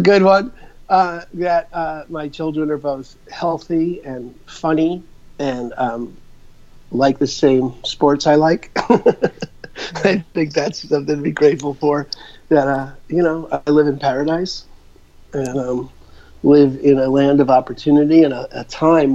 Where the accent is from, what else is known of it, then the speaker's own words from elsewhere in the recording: New York, United States; moved away as an adult; also born or lived in Albuquerque, New Mexico / Phoenix / Seattle; I'm originally from New York, so my life's story is I'm a, you know, grew up in New York